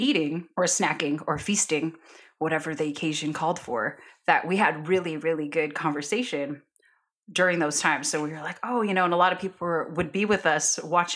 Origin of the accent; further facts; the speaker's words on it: Bay Area, California, United States; also born or lived in Honduras / San Francisco; now in Sacramento, United States; grew up in the Bay